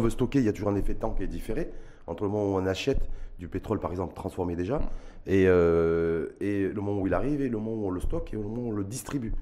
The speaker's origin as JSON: {"language": "French", "country": "Morocco", "said": "chez nous au Maroc"}